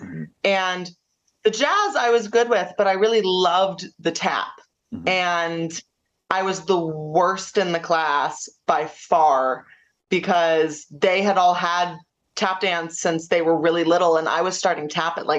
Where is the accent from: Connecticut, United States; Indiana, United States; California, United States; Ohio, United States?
Ohio, United States; Cleveland; I was born and raised in Cleveland, Ohio.